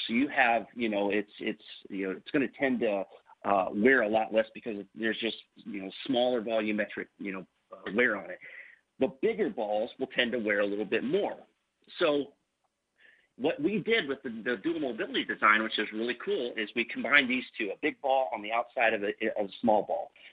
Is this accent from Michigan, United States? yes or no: no; Northern Indiana, United States; also born or lived in Kansas City, Missouri / Warsaw, Indiana; I grew up in Northern Indiana.